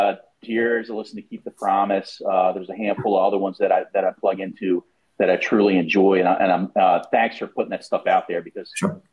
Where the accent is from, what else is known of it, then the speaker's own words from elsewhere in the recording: Ocean City, Maryland, United States; Who I grew up with in Ocean City, Maryland. Actually, our dads and our granddads grew up together.